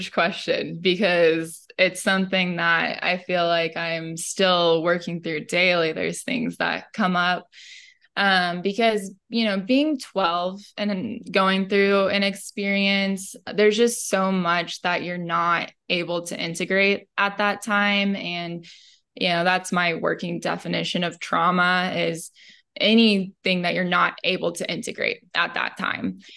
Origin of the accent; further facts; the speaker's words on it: Midwest, United States; I really appreciate the the family values that I grew up with in the Midwest